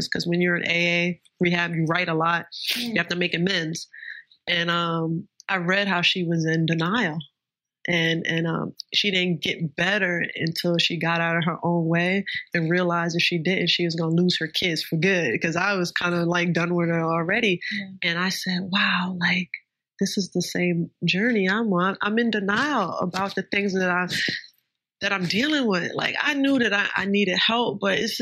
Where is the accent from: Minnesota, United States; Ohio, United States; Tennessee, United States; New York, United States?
New York, United States; I'm from New York